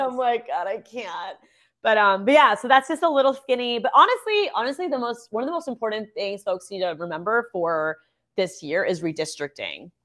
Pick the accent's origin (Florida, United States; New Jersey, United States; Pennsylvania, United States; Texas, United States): Florida, United States; Orlando; the love for my hometown